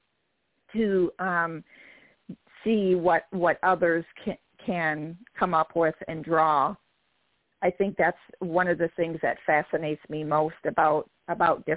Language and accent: English; Michigan, United States; I'm from Michigan, so I'm from the Great Lakes State